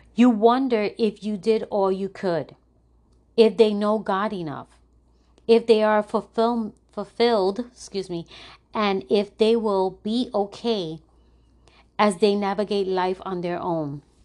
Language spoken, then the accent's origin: English; New York City, New York, United States; moved away as an adult; now in Florida, United States; I'm originally from New York. And, um, I'm from the, from the South Bronx, which is a tough area in, in New York